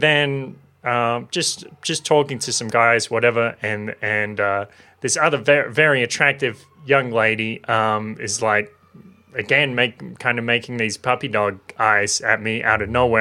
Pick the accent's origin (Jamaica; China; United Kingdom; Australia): Australia; Maitland, New South Wales; I was living in Maitland in my hometown